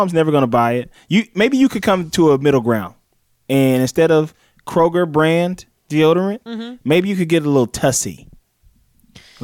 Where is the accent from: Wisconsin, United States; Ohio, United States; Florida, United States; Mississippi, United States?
Mississippi, United States; where I'm from in Mississippi.